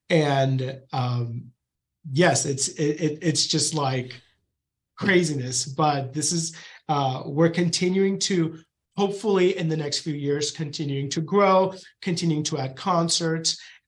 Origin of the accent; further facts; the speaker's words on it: Knoxville, Tennessee, United States; And so I come from Knoxville, where you have UT.